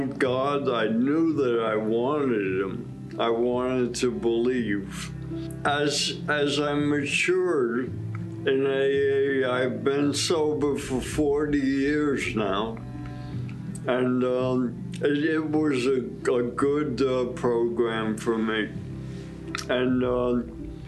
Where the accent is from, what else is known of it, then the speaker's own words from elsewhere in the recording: New York City, New York, United States; I was born in Brooklyn, New York, with an Irish Catholic